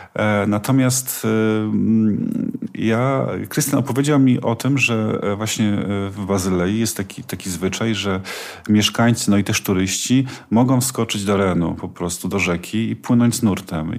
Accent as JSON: {"language": "Polish", "region": "Silesian Voivodeship", "country": "Poland", "tie": "born or raised there", "said": "Ja mieszkam, wychowałem się na Górnym Śląsku"}